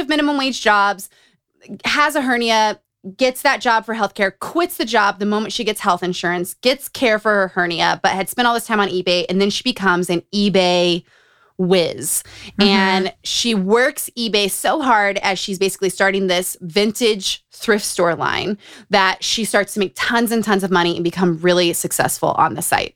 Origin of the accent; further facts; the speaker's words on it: Utah, United States; Growing up in Utah